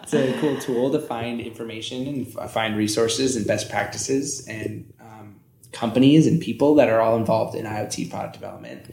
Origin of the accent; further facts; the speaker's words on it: Northern California, United States; moved away as an adult; also born or lived in Santa Barbara / Los Angeles; now in Reno, United States; from Northern California